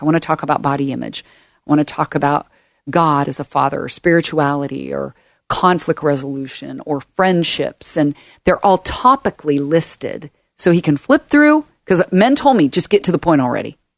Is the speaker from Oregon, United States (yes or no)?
yes; Portland, Oregon, United States; also born or lived in Oakland, California; I was born in Oakland, California, moved up here to Portland when I was ten